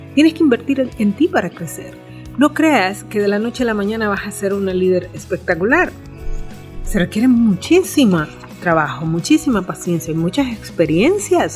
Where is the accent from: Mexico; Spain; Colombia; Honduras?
Honduras